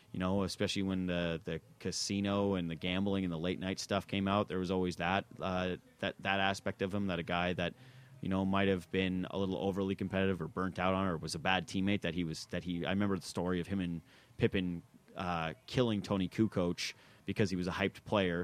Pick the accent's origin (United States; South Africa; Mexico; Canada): Canada; as a Canadian